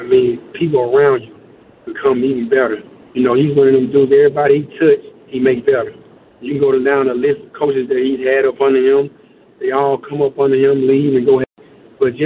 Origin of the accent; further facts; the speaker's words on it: near Selma, Alabama, United States; I grew up near Selma, Alabama